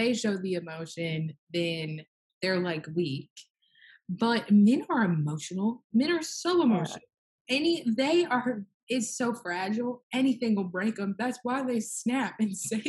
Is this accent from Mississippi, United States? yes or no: yes; Mississippi, United States